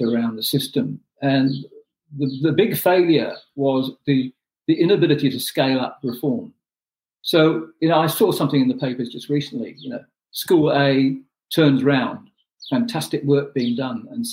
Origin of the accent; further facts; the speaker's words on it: Pakistan; moved away as an adult; also born or lived in New Zealand / Cook Islands; now in New Plymouth, New Zealand; I was born in Pakistan. I came to New Zealand as an adult.